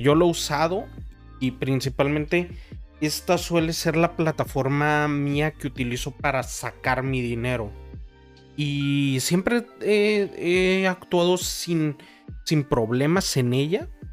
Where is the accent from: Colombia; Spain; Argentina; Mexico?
Mexico; yo soy de México y aquí existe uno de los unicornios eh, de nuestro país